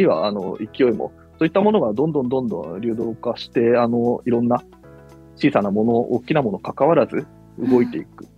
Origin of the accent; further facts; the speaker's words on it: Japan; ずっと東京首都圏で生まれ育って東京の大学に通ってた